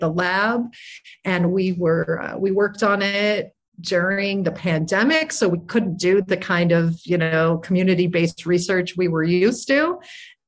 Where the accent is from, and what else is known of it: Detroit, Michigan, United States; born or raised there; now in Chicago, United States